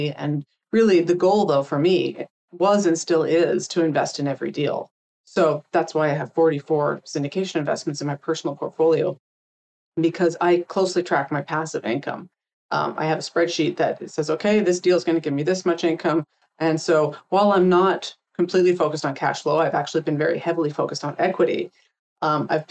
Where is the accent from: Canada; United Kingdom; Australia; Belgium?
Canada; moved away as an adult; now in United States; I came from Canada originally, came down here to work.